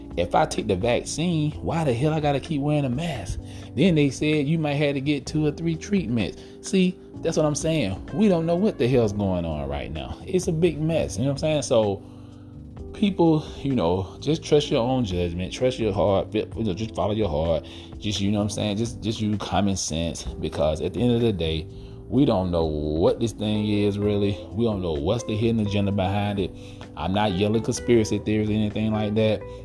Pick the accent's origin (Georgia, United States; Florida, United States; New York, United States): Georgia, United States; here in Georgia, my home state